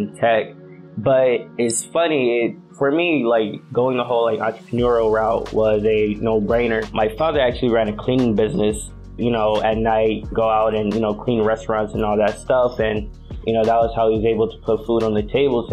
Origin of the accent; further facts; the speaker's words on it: Belleville, Michigan, United States; moved away as an adult; now in Los Angeles, United States; I actually grew up in Belleville, Michigan, which is not too far from Ann Arbor